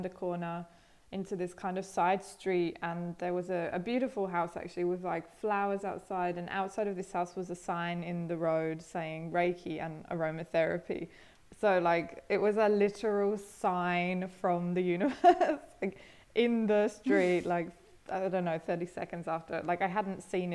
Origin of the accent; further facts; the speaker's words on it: England, United Kingdom; moved away as an adult; also born or lived in Australia; now in Berlin, Germany; I grew up in England, originally from England, but I haven't lived there for 9 years.